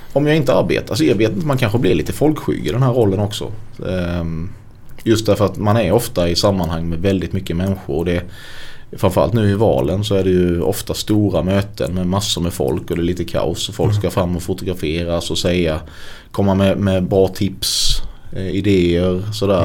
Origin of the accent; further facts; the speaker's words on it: Sölvesborg, Blekinge, Sweden; also born or lived in Stockholm; Det är väldigt få akademiker där jag kommer ifrån